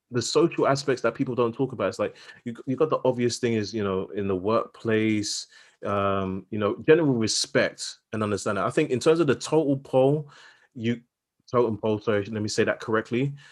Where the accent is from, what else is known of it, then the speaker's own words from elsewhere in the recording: London, United Kingdom; I grew up in Southeast London, and just because you know a couple words that you know have greater than five syllables, it's like, "Oh my god, you sound so posh."